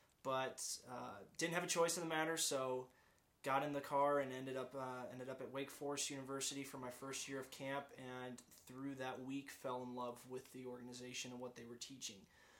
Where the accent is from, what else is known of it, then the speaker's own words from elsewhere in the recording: Pensacola, Florida, United States; I'm from Pensacola, Florida originally, Navy family, so bounced around a little bit, but Pensacola, Florida is home.